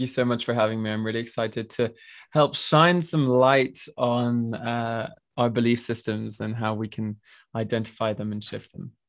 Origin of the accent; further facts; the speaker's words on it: France; moved away; also born or lived in Switzerland; I was born in Switzerland and I grew up in France in, like, a really small, uh, village with, like, four hundred people